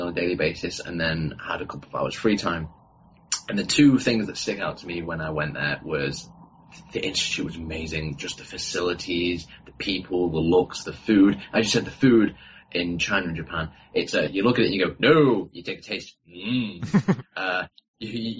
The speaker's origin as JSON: {"language": "English", "country": "United Kingdom", "said": "I'm from Britain, the United Kingdom"}